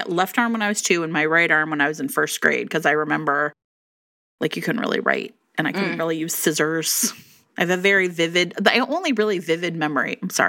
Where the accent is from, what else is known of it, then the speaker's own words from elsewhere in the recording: Ohio, United States; now in Chicago, United States; I grew up in Ohio.